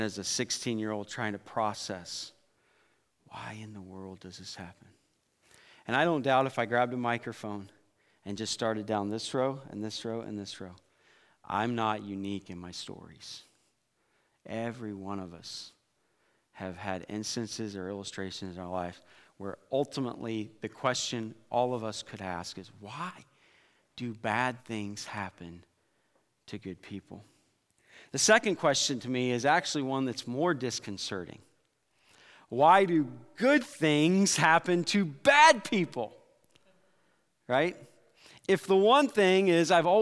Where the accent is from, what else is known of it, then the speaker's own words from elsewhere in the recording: Iowa, United States; growing up in Iowa